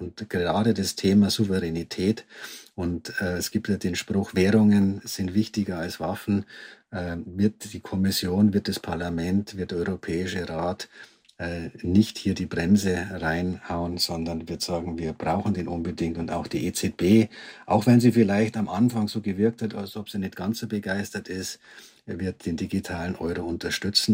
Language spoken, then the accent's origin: German; Germany; wir als Deutsche